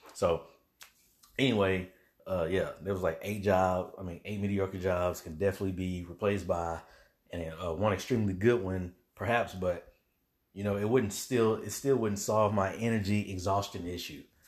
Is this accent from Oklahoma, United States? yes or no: no; Little Rock, Arkansas, United States; now in Dallas, United States; I'm definitely, uh, from Little Rock, Arkansas. That's my hometown, currently in the Dallas area